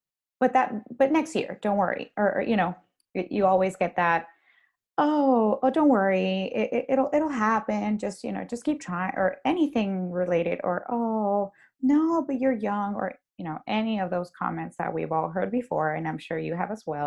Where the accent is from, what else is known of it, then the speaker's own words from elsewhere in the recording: Honduras; moved away as an adult; now in Dallas, United States; We're both from Honduras.